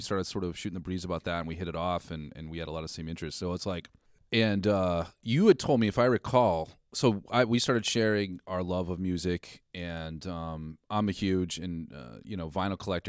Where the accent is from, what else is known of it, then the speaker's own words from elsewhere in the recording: Westford, Massachusetts, United States; growing up in Westford